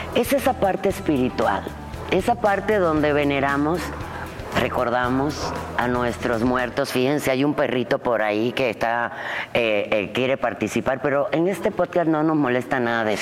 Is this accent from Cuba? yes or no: yes; Cuba; now in Mexico; yo que nací en Cuba